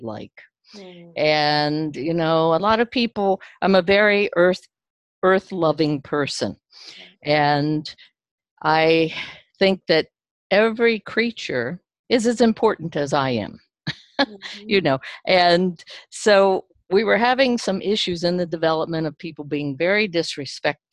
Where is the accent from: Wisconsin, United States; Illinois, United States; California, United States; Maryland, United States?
Maryland, United States; moved away as an adult; also born or lived in West Virginia; now in Etna, Maine, United States; I grew up in Maryland, and I spent 44 years in Maryland, in the town that I was born in.